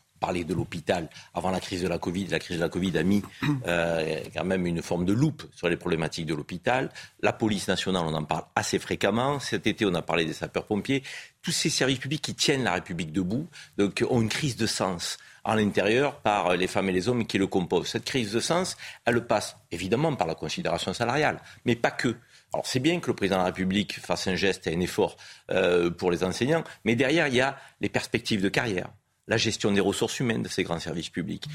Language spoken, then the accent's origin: French; France; On est français